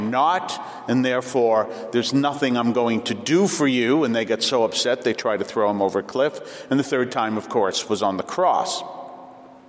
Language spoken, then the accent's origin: English; Weymouth, Massachusetts, United States; I came from Weymouth